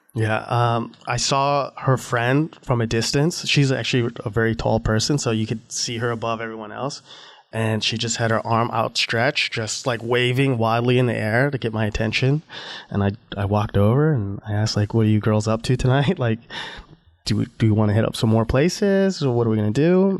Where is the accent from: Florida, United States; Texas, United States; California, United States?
Florida, United States; I grew up in Florida